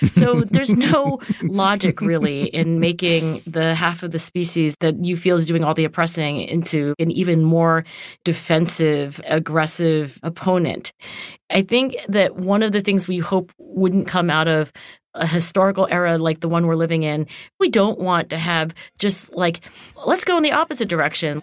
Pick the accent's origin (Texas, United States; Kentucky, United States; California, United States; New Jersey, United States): New Jersey, United States; Cherry Hill; Cherry Hill, New Jersey, where I grew up